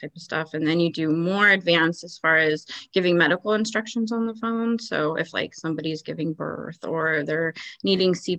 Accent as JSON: {"language": "English", "area": "East Bay, San Francisco Bay Area", "region": "California", "country": "United States", "tie": "born or raised there", "also_born_or_lived": "Martinez, California", "moved": "as an adult", "lives_now": "Battle Ground, United States", "said": "I grew up in the East Bay, just kind of east of San Francisco on the other side of Oakland. I was born in Martinez and Bay Area resident until about 3"}